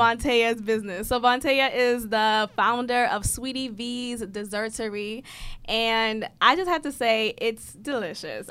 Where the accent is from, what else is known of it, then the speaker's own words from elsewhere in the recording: Boston, Massachusetts, United States; I grew up in Boston